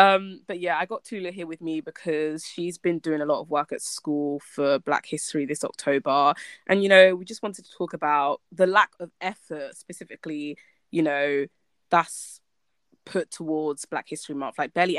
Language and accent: English; United Kingdom; it gives us a chance to celebrate just being Black, being Black British, just being Black, period.